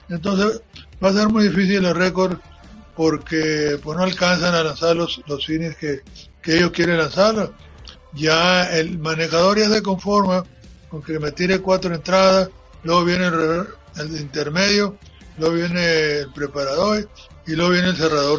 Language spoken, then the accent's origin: Spanish; Guaymas, Sonora, Mexico; also born or lived in Santa Rosalía, Baja California Sur; yo soy de Santa Rosalía. Nos vinimos a, aquí a Guaymas a, pues, a buscar otras cosas mejores. Yo tenía nueve años cuando recién llegué a, Guaymas